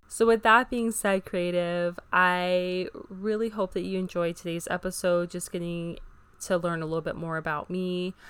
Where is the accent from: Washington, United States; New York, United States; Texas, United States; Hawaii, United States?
Hawaii, United States; living in Hawaii, which is referred to as the melting pot with so many different cultures all blended together, it was a very beautiful childhood